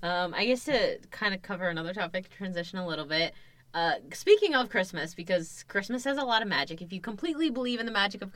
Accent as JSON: {"language": "English", "country": "India", "said": "In Indian movies, I'm Indian, by the way, if it's, like, you haven't made that clear."}